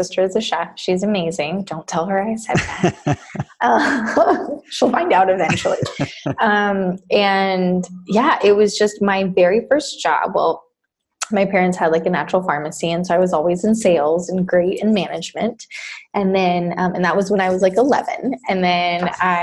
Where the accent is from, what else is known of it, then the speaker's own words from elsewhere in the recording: Costa Rica; moved away as an adult; also born or lived in Texas; now in United States; I was born in Texas and I grew up in Costa Rica for 18 years.